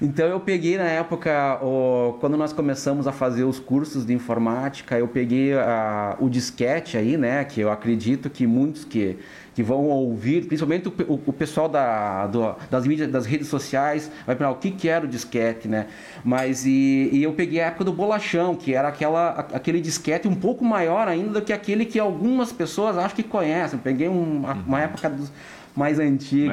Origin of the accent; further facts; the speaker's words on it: Francisco Beltrão, Paraná, Brazil; nascido e criado é, em Francisco Beltrão